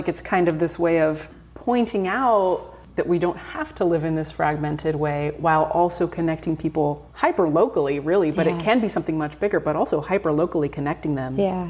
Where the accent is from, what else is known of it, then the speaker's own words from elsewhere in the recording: Napa, California, United States; I grew up in Napa and I grew up in Oak Woodlands and those kinds of areas.